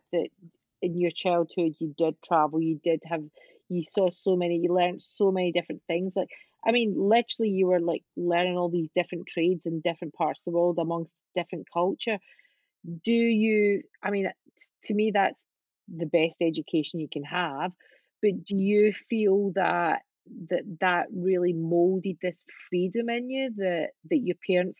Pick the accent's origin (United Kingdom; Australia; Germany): United Kingdom; Glasgow, Scotland; I'm from Glasgow.